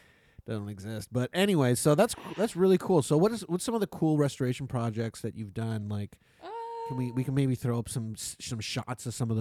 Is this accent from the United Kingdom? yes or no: no; Niagara region, Ontario, Canada; I grew up here, too